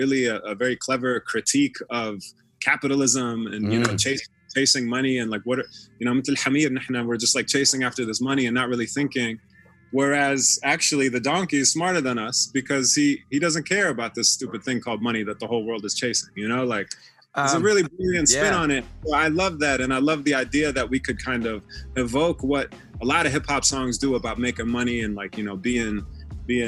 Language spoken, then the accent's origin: English; United States; now in Los Angeles, United States; We both have roots in Sham, but we're also, you know, American. We grew up here